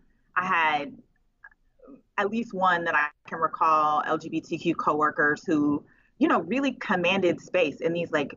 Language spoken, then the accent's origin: English; Oakland, California, United States; Now we're from Oakland and Richmond, especially.